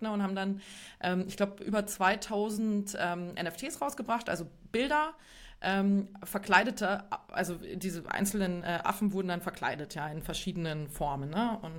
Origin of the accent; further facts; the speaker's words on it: Bavaria, Germany; auch aus Bayern. Ähm, da kennt man das nicht so sehr, aber in Westdeutschland